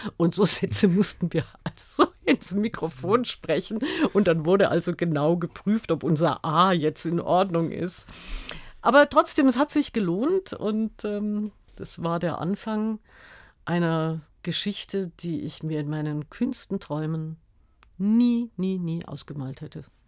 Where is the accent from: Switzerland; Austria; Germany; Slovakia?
Germany; Munich, Bavaria; also born or lived in Freiburg im Breisgau; wir sind nach München gezogen, da war ich fünf Jahre alt.